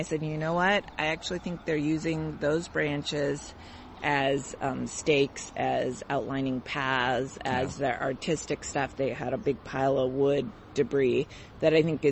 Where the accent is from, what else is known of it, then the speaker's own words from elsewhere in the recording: Seattle, Washington, United States; Growing up in the Seattle area